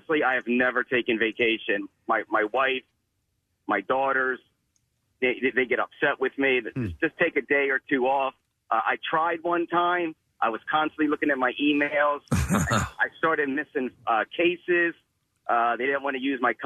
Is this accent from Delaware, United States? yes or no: yes; Delaware, United States; I'm from Delaware